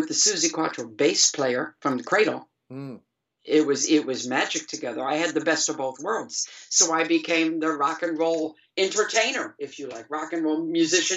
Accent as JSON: {"language": "English", "town": "Detroit", "region": "Michigan", "country": "United States", "also_born_or_lived": "England", "moved": "as an adult", "said": "we're all from Detroit"}